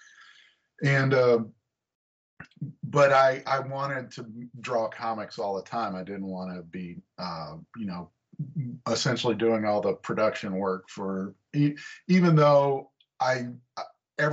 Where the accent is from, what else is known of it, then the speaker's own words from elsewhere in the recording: Memphis, Tennessee, United States; moved away as an adult; now in Chicago, United States; I grew up in Tennessee, and I moved up here to work in comics